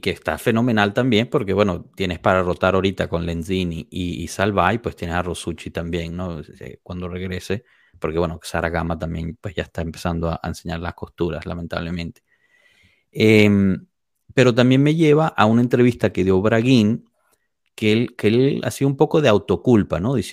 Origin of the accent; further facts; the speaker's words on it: Italy; Spanish is a second language; si yo voy al extranjero, obviamente no voy a empezar a jugar simplemente porque soy italiana.